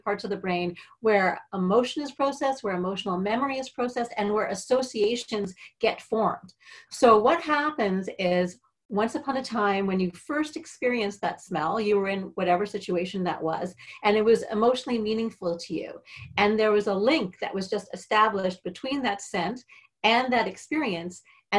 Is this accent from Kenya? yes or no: no; Canada; moved away; I'm Canadian. I'm dual citizen now